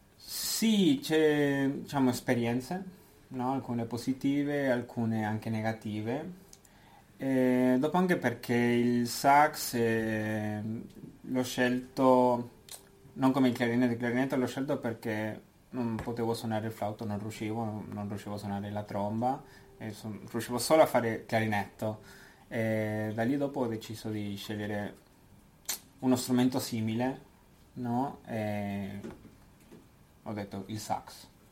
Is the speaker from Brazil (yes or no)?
no; Argentina; moved away as an adult; also born or lived in Buenos Aires; now in Switzerland; vengo dall'Argentina